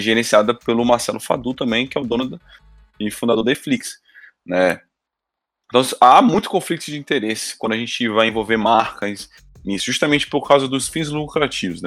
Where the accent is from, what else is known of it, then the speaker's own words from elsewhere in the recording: Brazil; como brasileiro